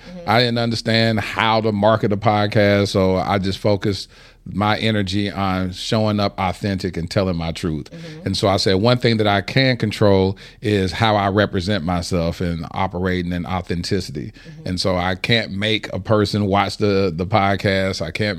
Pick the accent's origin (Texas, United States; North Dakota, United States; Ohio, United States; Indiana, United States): Texas, United States; Dallas; Dallas, Texas.